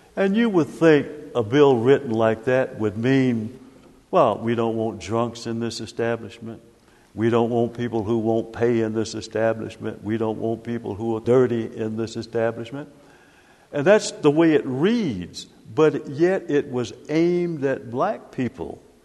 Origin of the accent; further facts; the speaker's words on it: Knoxville, Tennessee, United States; growing up in Knoxville